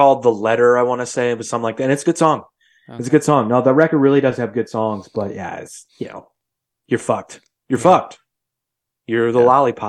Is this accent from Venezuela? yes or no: no; Midwest, United States; I'm from the Midwest, bro.